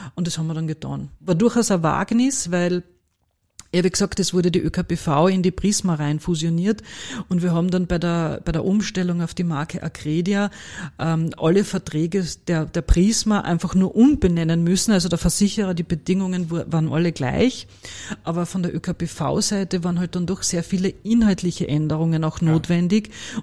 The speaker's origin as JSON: {"language": "German", "region": "Carinthia", "country": "Austria", "tie": "born or raised there", "accent": "Carinthian", "moved": "as an adult", "lives_now": "Vienna, Austria", "said": "ich bin gebürtige Kärntnerin, das wird man auch hören"}